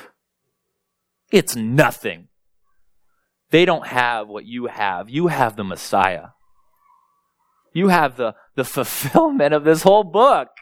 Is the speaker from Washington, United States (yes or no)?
no; Springville, Iowa, United States; also born or lived in North Minneapolis; now in Minneapolis, United States; I grew up in Springville, Iowa, about an hour and 15 minutes south